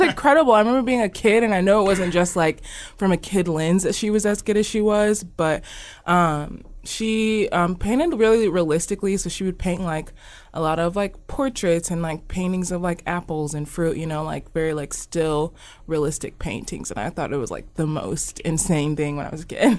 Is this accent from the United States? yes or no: yes; Omaha, Nebraska, United States; I'm from Omaha. This is where I've lived my whole entire life. I was born here